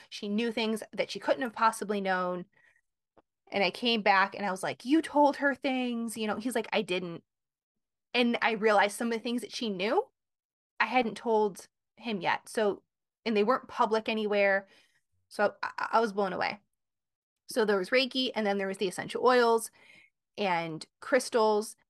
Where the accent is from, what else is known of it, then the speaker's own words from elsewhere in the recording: Michigan, United States; now in Connecticut, United States; I'm from Michigan. I live in Connecticut